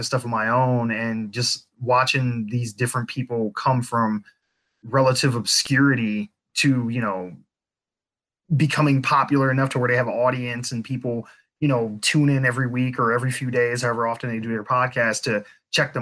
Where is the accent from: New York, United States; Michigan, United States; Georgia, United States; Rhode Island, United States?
Michigan, United States; Flint; I had grew up in Flint. I don't currently live there, but that's my hometown.